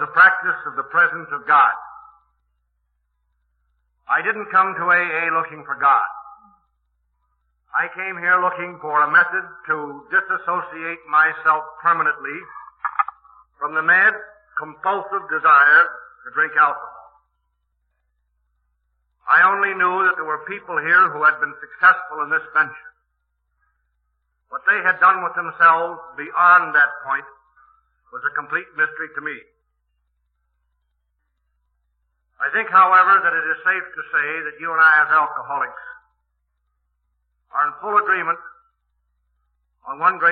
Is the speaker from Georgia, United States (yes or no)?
no; Milwaukee, Wisconsin, United States; I am from Milwaukee